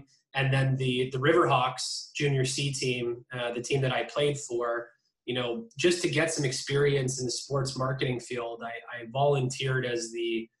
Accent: Niagara Falls, Ontario, Canada; also born or lived in Sudbury, Ontario; Yeah, I'm from Niagara Falls, Ontario. We moved there when I was about 5 or 6 years old anyways. We did live in Sudbury

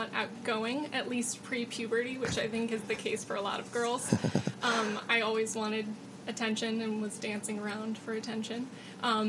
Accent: Oak Park, Michigan, United States; I'm from Oak Park, Michigan, which is more of an inner ring suburb

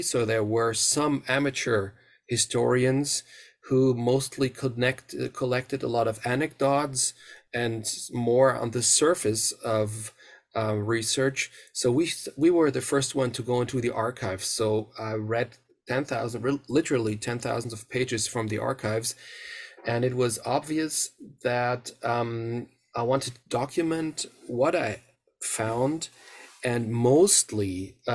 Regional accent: Mainz, Rhineland-Palatinate, Germany; now in Münster, Germany; I grew up in the western part of Germany, in the area of Mainz, which is close to the River Rhine, in the area around Frankfurt

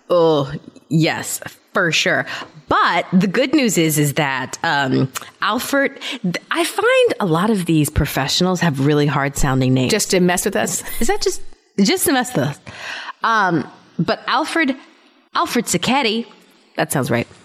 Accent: Germany; I told you that I grew up in Germany, mm-hmm. right? Mm-hmm. Yeah. Everybody knows that.

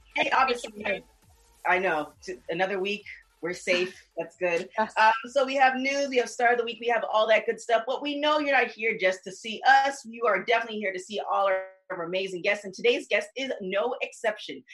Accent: Toronto, Ontario, Canada; I'm from Toronto

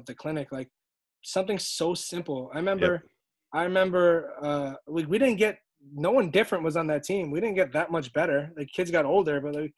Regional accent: New York City, New York, United States; born or raised there

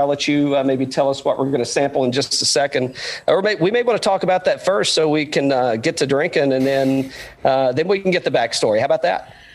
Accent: Tri-Cities area, Tennessee, United States; moved away; I'm I'm originally a Tennessee guy from the complete other end of the state. Uh, I'm I'm from uh, from the Tri Cities area, but um, so you know, and just growing up in Tennessee

